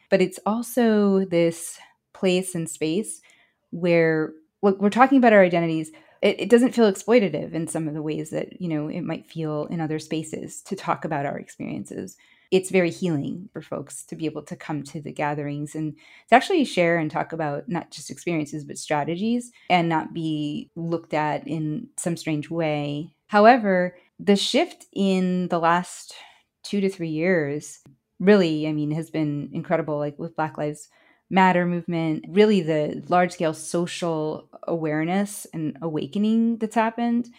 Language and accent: English; Chicago, Illinois, United States; first language Spanish; I grew up in Chicago and my mother was an undocumented immigrant from Honduras, Central America.